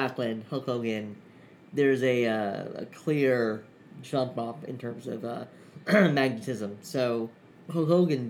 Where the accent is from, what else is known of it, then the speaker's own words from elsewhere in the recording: Pakistan; Well, I'm from Pakistan.